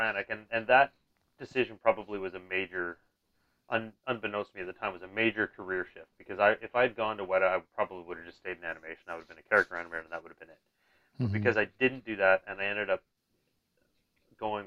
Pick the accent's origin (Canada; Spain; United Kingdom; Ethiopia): Canada; British Columbia; I was from Vancouver. Well, I'm not from Vancouver, but I was from BC